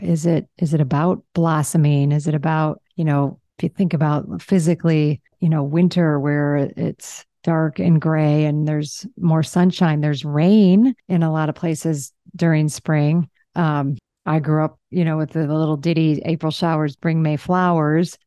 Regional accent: Michigan or Illinois, Chicago, Midwest, United States; moved away as an adult; now in Zihuatanejo, Mexico; I grew up in the Midwest, in Michigan or, you know, Illinois, Chicago

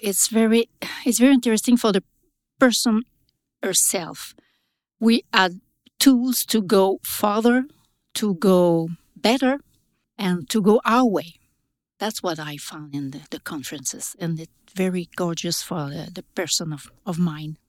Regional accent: Quebec, Canada; I'm from Quebec

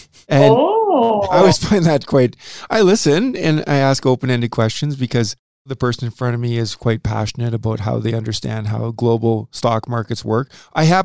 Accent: Saskatoon, Saskatchewan, Canada; I'm from Saskatoon

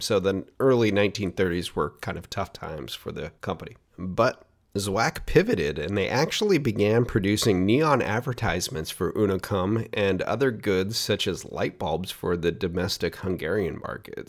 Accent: Oregon, United States; here in my home state of Oregon

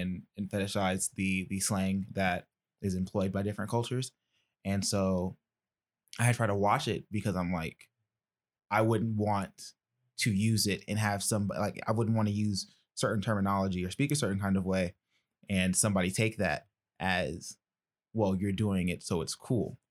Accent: Decatur, Georgia, United States; I'm from Decatur

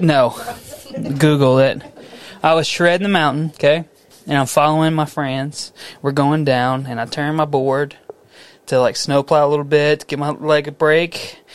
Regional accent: Missouri City, Texas, United States; my hometown, Mo City, down Highway 90

